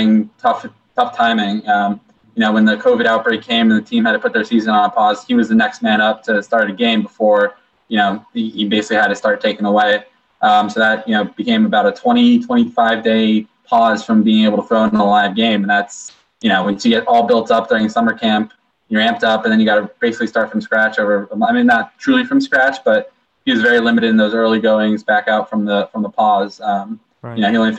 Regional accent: D.C. area, Maryland, United States; moved away; I'm from the Maryland, D.C. area

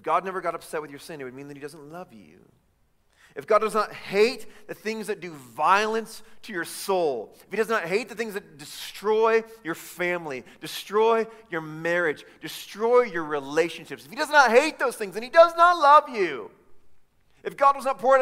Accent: Chicago, Illinois, United States; now in Davis County, United States; I'm from Chicago.

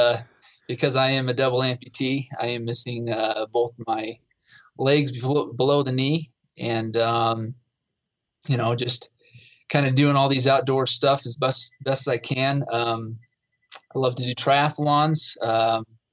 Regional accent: Provo, Utah, United States; I'm from Utah, grew up in Provo, hunted.

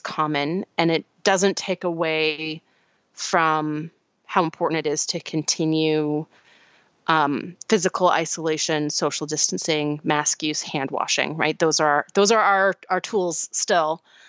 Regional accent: St. Louis, Missouri, United States; Although my hometown of St. Louis was mostly following the science at the beginning, now that our local cases have fallen, half the population has gone back to life as normal.

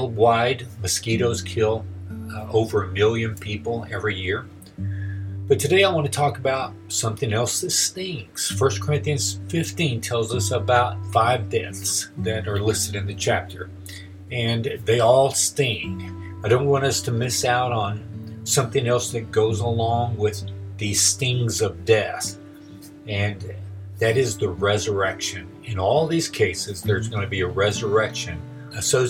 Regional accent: Texas, United States; now in Oklahoma, United States; growing up in Texas

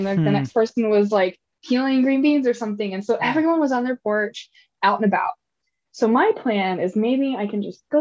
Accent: Kentuckiana, United States; now in West Coast, United States; I grew up in Kentuckiana and heard stories by campfire growing up

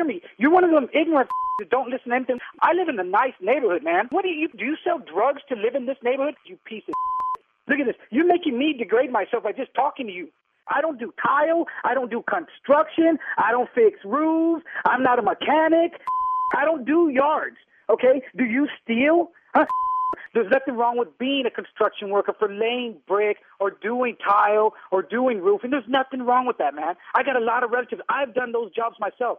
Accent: Mexico; I'm not from Hispania. I'm Mexican.

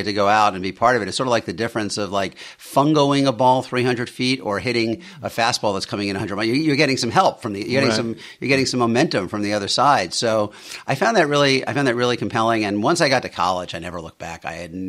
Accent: Queens, New York, United States; Yeah, I grew up in Bayside, Queens. My dad was an electrician.

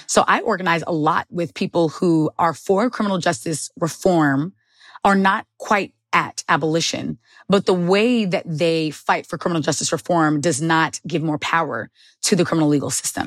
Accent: Long Island, New York, United States; born or raised there

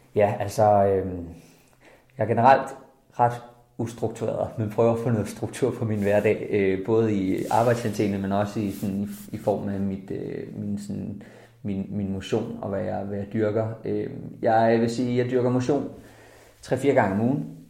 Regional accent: Jutland, Denmark; moved away; Jeg er fra Jylland af, så det er ikke på landet.

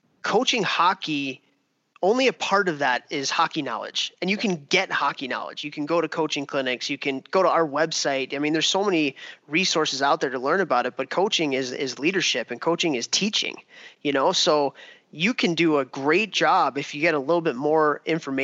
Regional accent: Buffalo Grove, Illinois, United States; my hometown in Buffalo Grove, Illinois

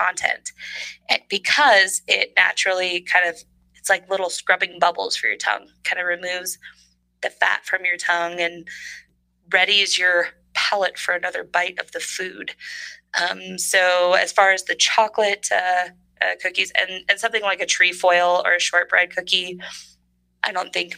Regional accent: Northern California, United States; moved away; I'm from Northern California

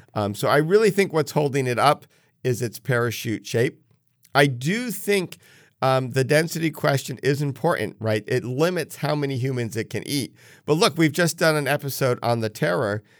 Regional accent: New England, United States; growing up in New England

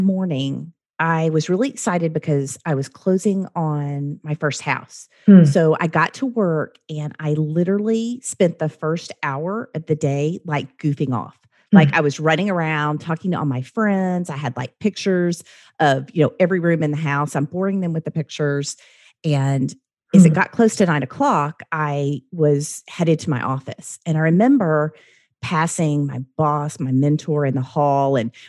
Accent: the South, United States; I wasn't always like that. I grew up in the South.

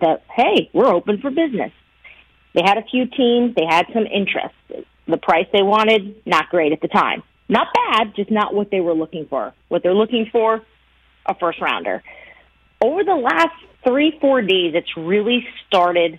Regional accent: New Jersey, United States; also born or lived in Bronx, New York; now in New York, United States; I grew up most of my life in New Jersey

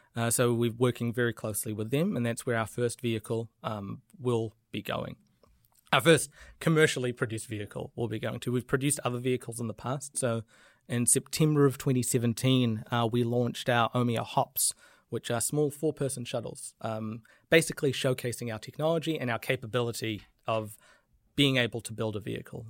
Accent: New Zealand; I'm, I'm very proud of being a New Zealander

